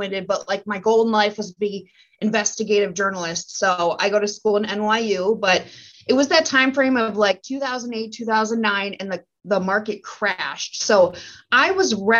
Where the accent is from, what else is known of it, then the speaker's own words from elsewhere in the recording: Green Bay, Wisconsin, United States; also born or lived in New York City / Nebraska; my hometown, Green Bay, Wisconsin, it's not where I was born or anything, but like that's where I went to high school